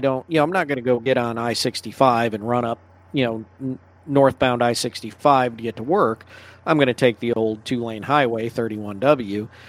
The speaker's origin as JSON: {"language": "English", "region": "Michigan", "country": "United States", "tie": "born or raised there", "moved": "yes", "said": "I grew up in Michigan"}